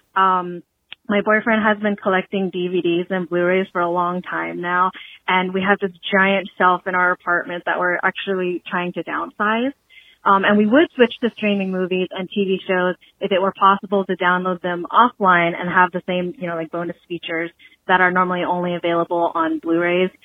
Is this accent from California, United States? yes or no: yes; Cerritos, California, United States; now in Oahu, Hawaii, United States; I'm actually born and raised in Cerritos, California